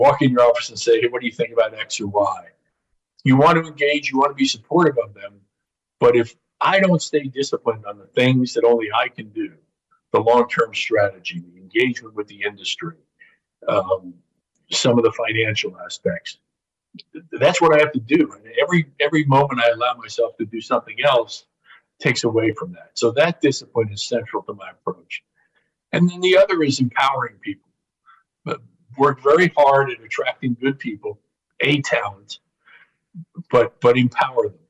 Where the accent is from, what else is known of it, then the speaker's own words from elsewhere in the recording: Indianapolis, Indiana, United States; my hometown of Indianapolis